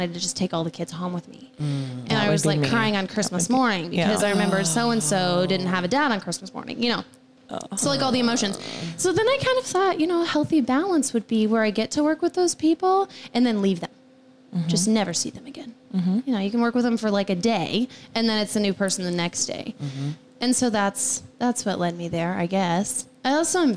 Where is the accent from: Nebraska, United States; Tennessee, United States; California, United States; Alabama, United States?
Nebraska, United States; Osmond; also born or lived in Arkansas; I'm from Northeast Nebraska. I'm from Osmond